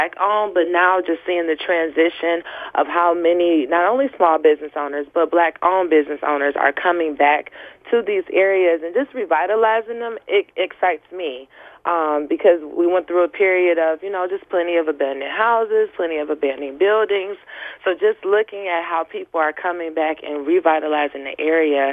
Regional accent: Detroit, Michigan, United States; I grew up in Rosedale Park

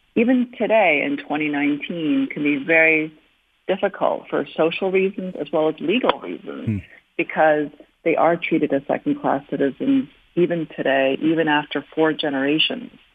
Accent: New York City, New York, United States; also born or lived in South Korea; I came to the United States when I was seven years old, and my experience growing up in Queens, New York

